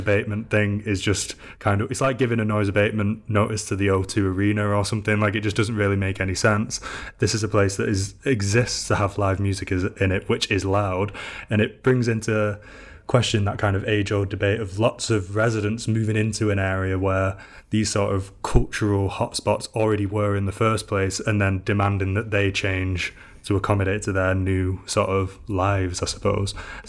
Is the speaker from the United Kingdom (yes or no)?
yes; Salford, North West England, United Kingdom; Well, I'm from Salford.